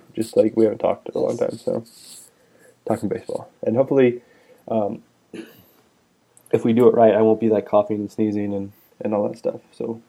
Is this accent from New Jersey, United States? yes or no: no; Northern California, United States; born and raised West Coast, right, all the way.